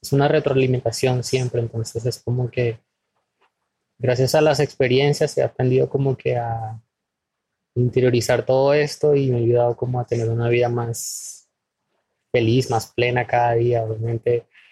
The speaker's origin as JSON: {"language": "Spanish", "country": "Venezuela", "moved": "as an adult", "lives_now": "Ecuador", "said": "soy de Venezuela, tengo 31 años y de los cuales yo viviendo en Ecuador 7 años"}